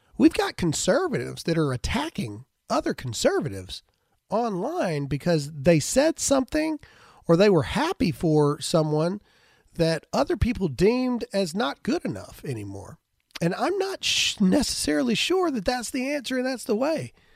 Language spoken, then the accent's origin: English; United States; we're Americans